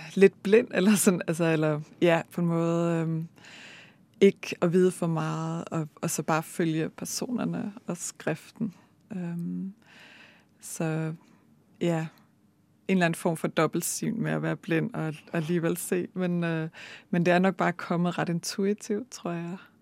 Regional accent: Denmark; moved away as an adult; also born or lived in Bergen, Norway; now in Norway; jeg er født og opvokset i Danmark

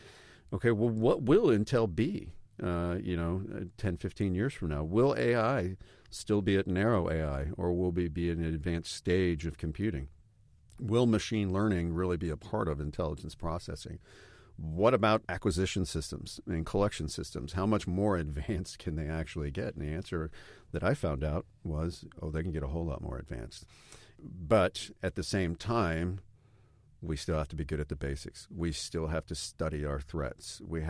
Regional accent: Stuttgart, Baden-Württemberg, Germany; I grew up in Stuttgart, and my children were able to live in Germany as well.

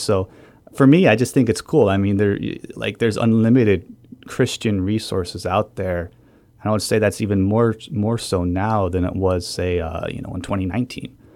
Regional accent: New Hampshire, United States; moved away; I'm from New Hampshire

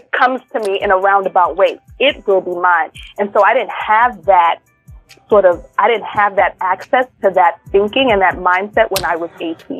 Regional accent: New York City, New York, United States; first language English; moved away as an adult; also born or lived in Brooklyn / Bay Area; I was born in Brooklyn and we I grew up in Queens

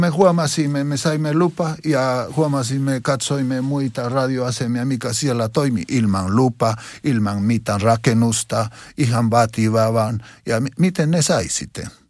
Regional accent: Huancayo, Junín, Peru; Finnish is a second language; moved away; seurakunta Jeesuksen Kotkat seurakunta mun kotikaupungissa Wankajossa

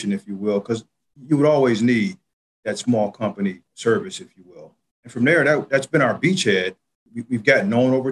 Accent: Chicago, Illinois, United States; being from Chicago, and I didn't mention that, but I'm a native Chicagoan

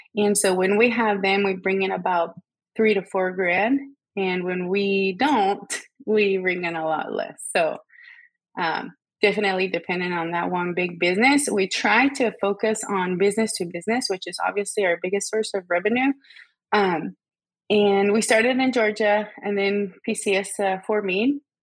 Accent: Guatemala; moved away as an adult; also born or lived in Savannah; I am from Guatemala. I was born and raised there.

